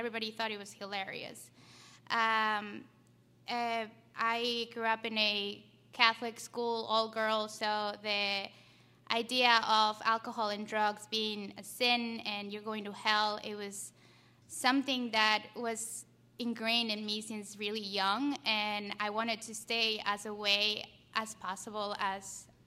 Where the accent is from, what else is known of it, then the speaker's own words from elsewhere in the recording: Ecuador; moved away; I'm from Ecuador. That's where my story began. I grew up in a household with a single mom, a dad who immigrated here when I was like two